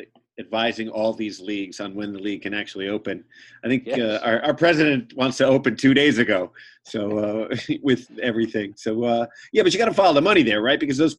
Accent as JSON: {"language": "English", "town": "New York City", "region": "New York", "country": "United States", "said": "I'm a New Yorker. I'm out in New York City right now"}